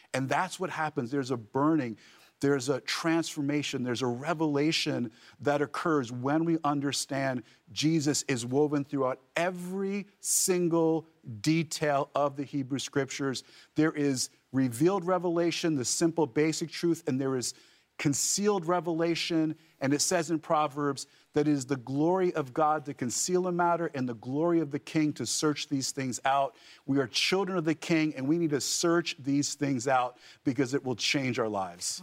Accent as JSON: {"language": "English", "region": "New Jersey", "country": "United States", "said": "I'm actually from the Holy Land, New Jersey"}